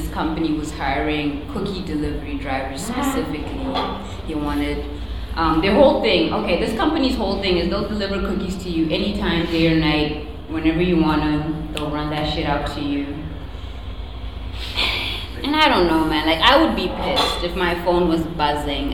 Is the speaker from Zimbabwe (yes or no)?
yes; Zimbabwe; now in United States; I was born in a country called Zimbabwe, which is not South Africa or Nigeria.